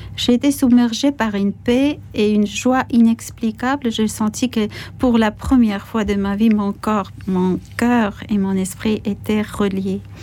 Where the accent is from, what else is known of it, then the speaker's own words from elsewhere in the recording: Zestaponi, Imereti, Georgia; moved away; also born or lived in Tbilisi; en face de notre maison dans ma ville natale, Sestaphonie